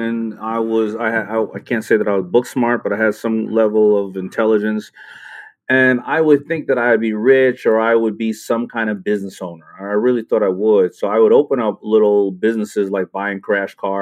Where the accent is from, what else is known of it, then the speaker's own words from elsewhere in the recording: New York City, New York, United States; also born or lived in Brooklyn, New York; I was born in Brooklyn and moved to Queens.